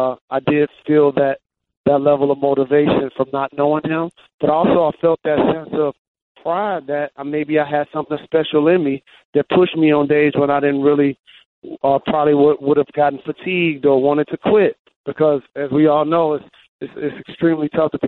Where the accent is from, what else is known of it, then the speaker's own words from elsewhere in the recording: California, United States; And I grew up in Southern California, and we used to have this team in California, and then my dad was the coach